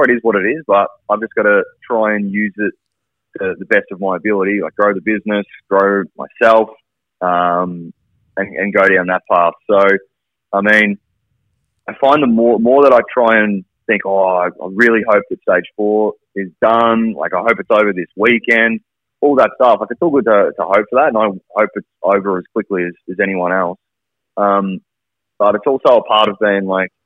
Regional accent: Colac, Victoria, Australia; now in Melbourne, Australia; I grew up in Colac

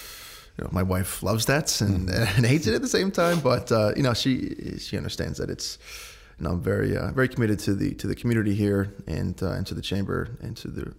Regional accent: Danbury, Connecticut, United States; But yeah, my sister and I grew up here in Danbury, went through the public school systems, graduated in 2006 from Danbury High

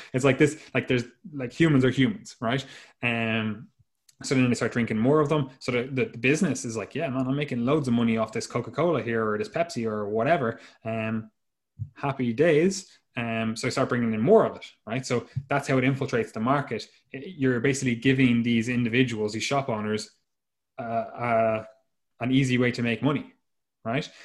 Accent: Ireland; the two of us are Irish

